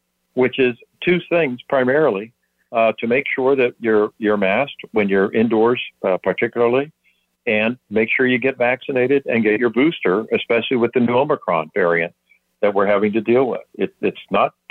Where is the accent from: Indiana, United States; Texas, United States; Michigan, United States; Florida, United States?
Florida, United States; St. Petersburg; also born or lived in Pennsylvania; I was born in Pennsylvania, but moved to Florida when I was 3 years old. St. Petersburg is my home on the West Coast, Tampa Bay.